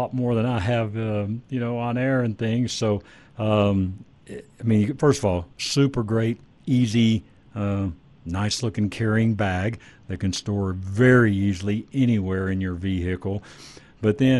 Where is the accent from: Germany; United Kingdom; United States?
United States; Dallas Fort Worth area, Texas; I grew up in the Dallas Fort Worth area